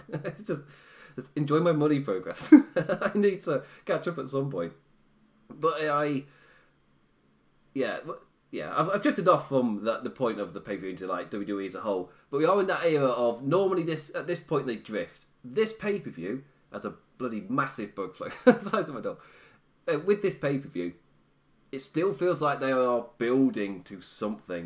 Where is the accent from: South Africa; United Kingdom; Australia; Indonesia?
United Kingdom; England; I'm English